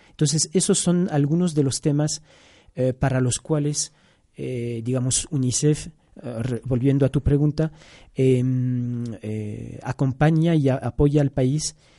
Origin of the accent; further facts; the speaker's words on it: Brussels, Brussels-Capital Region, Belgium; also born or lived in Angola / Yemen; now in Quito, Ecuador; originalmente soy de Bélgica, nací en, Bruselas, ya ecuatoriano desde el 2008 también